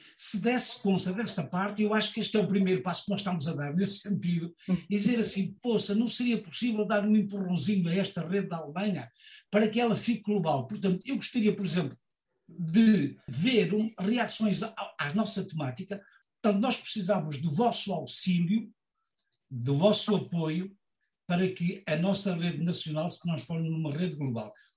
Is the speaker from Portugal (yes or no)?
yes; Portugal; accent: Portuguese; now in Germany; eu sou português e alemão